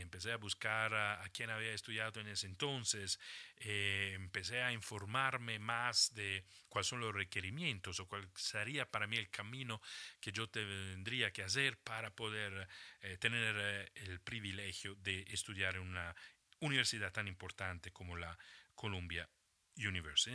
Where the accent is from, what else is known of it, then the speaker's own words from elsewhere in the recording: Italy; moved away as an adult; also born or lived in Germany / Switzerland; me había salido ya de Italia, de mi país de origen, un par de veces